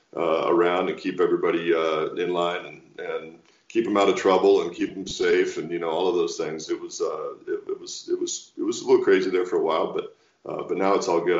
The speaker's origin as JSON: {"language": "English", "town": "Walla Walla", "region": "Washington", "country": "United States", "tie": "born or raised there", "said": "launched a double back winery back in my hometown of Walla Walla, Washington"}